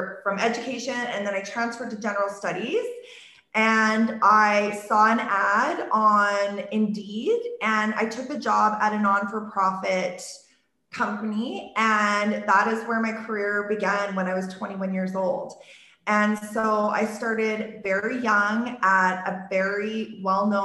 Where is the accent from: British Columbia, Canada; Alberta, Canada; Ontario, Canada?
Alberta, Canada; Okotoks; I was born and raised in this town, Okotoks, which is 10 minutes south of Calgary. It's my hometown.